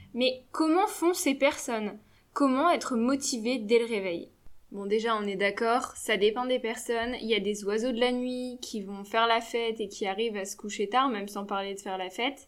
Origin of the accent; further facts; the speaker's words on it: Lille, Hauts-de-France, France; je suis lilloise